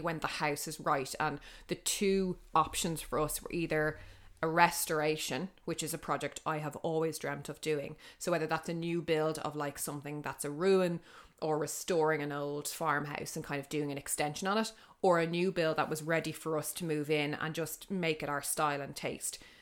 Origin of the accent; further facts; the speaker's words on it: Dublin, Leinster, Ireland; I'm from the north side